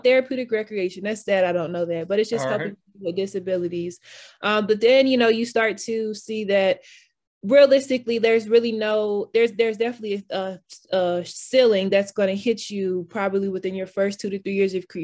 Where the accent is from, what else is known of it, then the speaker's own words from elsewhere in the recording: Atlanta, Georgia, United States; moved away as an adult; now in Philadelphia, United States; I am from Atlanta. I'm currently in Philadelphia